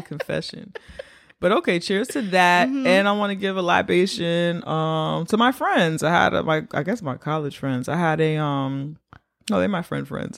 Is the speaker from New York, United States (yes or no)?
yes; New York City, New York, United States; As a black New Yorker